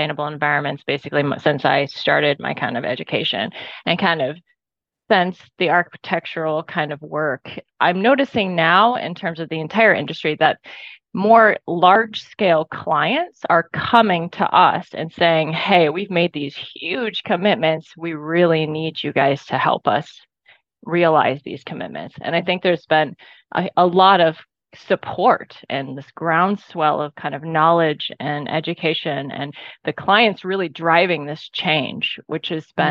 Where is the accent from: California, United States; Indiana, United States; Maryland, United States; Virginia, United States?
Indiana, United States; I grew up basically in Indiana